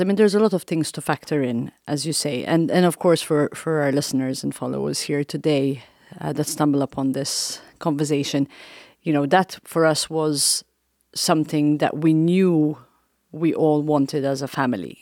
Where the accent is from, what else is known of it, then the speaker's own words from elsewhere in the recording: Malta; also born or lived in East Coast, United States; now in Council Bluffs, United States; I'm from Malta. I'm surrounded by water. I lived and grew up on an island